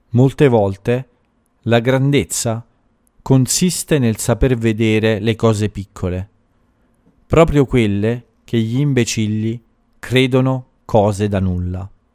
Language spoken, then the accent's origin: Italian; Italy; moved away